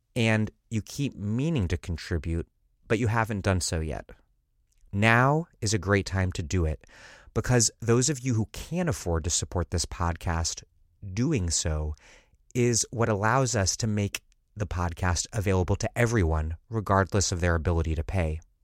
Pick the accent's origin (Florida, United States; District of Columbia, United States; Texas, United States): District of Columbia, United States; Washington; also born or lived in Philadelphia; now in Providence, United States; my hometown, Washington, D C